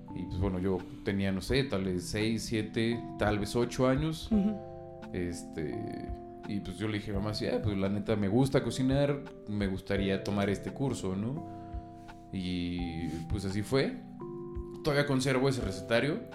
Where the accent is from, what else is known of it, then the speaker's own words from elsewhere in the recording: Mexico; soy 100% mexicano, hijo de, nieto de españoles